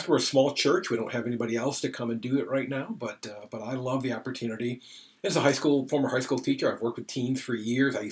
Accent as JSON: {"language": "English", "region": "Illinois", "country": "United States", "tie": "born or raised there", "also_born_or_lived": "Indiana / Michigan", "moved": "as an adult", "lives_now": "Easton, Maryland, United States", "said": "Technically grew up in Illinois, went to college in Indiana"}